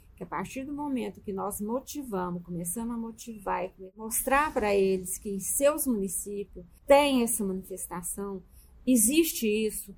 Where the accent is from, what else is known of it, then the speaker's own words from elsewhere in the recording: Minas Gerais, Brazil; now in Goiás, Brazil; eu sou mineiro